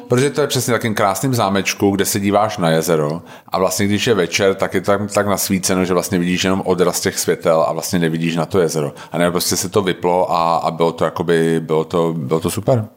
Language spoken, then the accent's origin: Czech; Czechia; u nás jako Češi